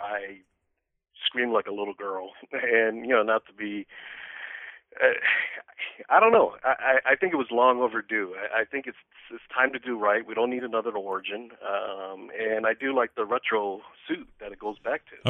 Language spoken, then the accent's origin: English; Detroit, Michigan, United States; moved away as an adult; now in Nashville, Illinois, United States; I'm originally from Detroit and moved down here about 14 years ago